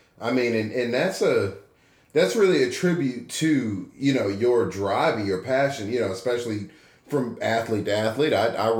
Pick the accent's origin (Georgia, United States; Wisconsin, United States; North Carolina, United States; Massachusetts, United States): Georgia, United States; Atlanta; also born or lived in Albany, Georgia; I'm from Atlanta